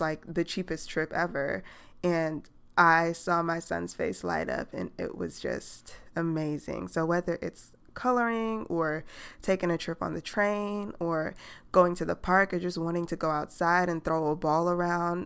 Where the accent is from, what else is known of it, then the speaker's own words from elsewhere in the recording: New York City, New York, United States; now in Atlanta, United States; I'm from New York